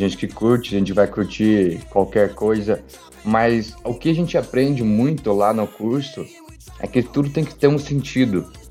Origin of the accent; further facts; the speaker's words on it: Brazil; moved away; vim do Brasil